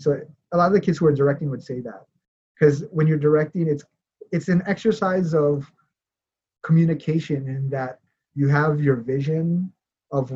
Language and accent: English; Hawaii, United States; moved away; also born or lived in Los Angeles; growing up in Hawaii